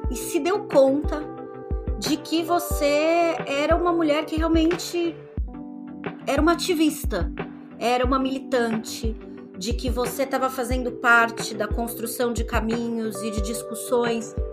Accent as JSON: {"language": "Portuguese", "region": "São Paulo", "country": "Brazil", "said": "vocês sabem que eu sou do ABC paulista e a Sônia também."}